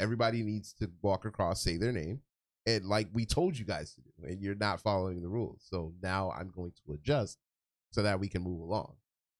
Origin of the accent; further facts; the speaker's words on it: Florida, United States; As a Floridian